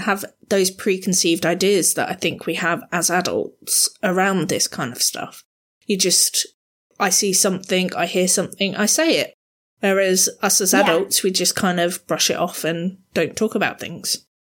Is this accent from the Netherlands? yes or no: no; Southampton, South East England, United Kingdom; moved away as an adult; I'm relatively new to this area because I grew up down in Southampton